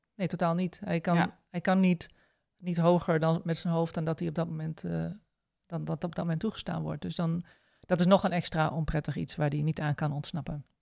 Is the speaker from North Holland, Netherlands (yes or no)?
no; Groningen, Netherlands; ik kom uit Groningen